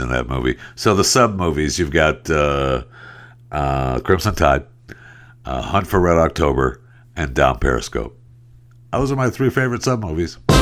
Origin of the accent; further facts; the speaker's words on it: Saginaw, Michigan, United States; moved away; I'm from Saginaw right there originally.